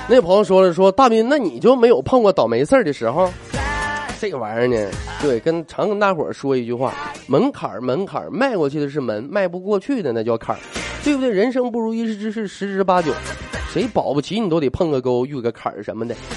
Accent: Northeast China, China; 我作为一个东北人来讲

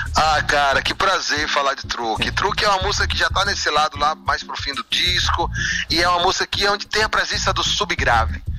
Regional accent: Senhor do Bonfim, Bahia, Brazil; also born or lived in Feira de Santana; eu vivi em Senhor do Bonfim, nasci em Feira de Santana, mas vivi muito a parte da minha vida em Senhor do Bonfim.

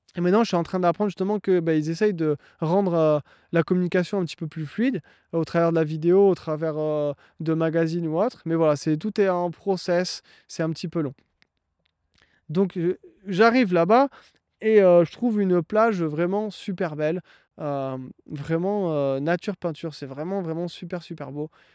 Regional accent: France; moved away as an adult; now in Ontario, Canada; Je suis un Français qui est parti il y a six mois s'installer au Canada en Ontario.

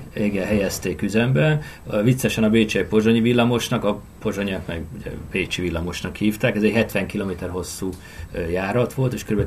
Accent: Budapest, Hungary

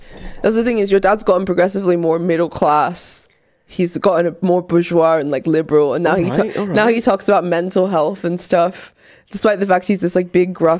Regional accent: United Kingdom; I'm not going with you fucking weird Americans to my home country to help proselytize. But they were looking at the statistics of the religion in the UK.

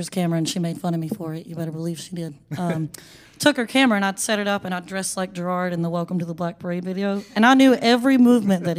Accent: Statesville, North Carolina, United States; I'm from right here in States Vegas, North Carolina. So the West Iredell side

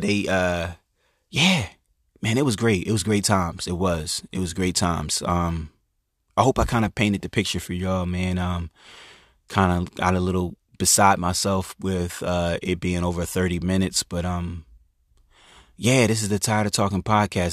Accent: Chester, Pennsylvania, United States; moved away; my family, we grew up in Chester, Pennsylvania

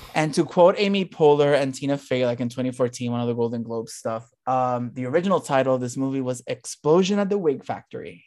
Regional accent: Puerto Rico; moved away

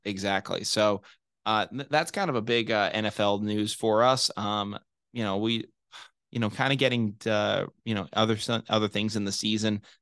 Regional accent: Massachusetts, United States; I'm from Massachusetts

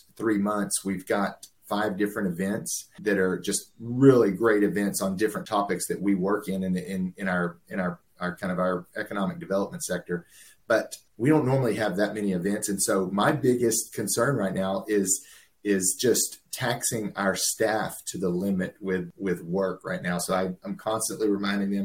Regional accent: Houston, Texas, United States; on the east side of Houston, grew up in the shadows of the petrochemical industry

